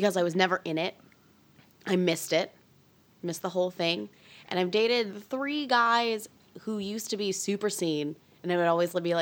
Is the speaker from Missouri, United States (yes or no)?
no; Northwest Indiana, United States; I grew up in Northwest Indiana.